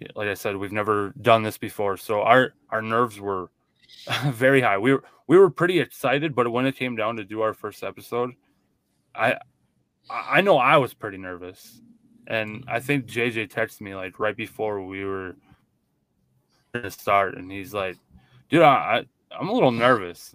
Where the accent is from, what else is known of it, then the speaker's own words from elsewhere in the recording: Minnesota, United States; we are from Minnesota, so we are Vikings fans